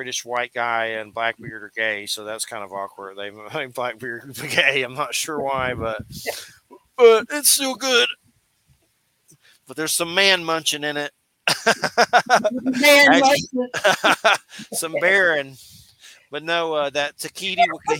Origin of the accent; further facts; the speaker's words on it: Georgia, United States; I'm from Georgia